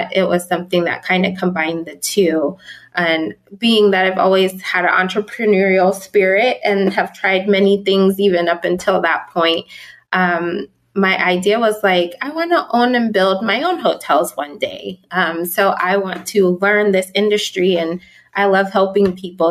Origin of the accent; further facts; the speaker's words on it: Southern California, United States; also born or lived in Pittsburgh, Pennsylvania / Las Vegas, Nevada; I grew up though in Southern California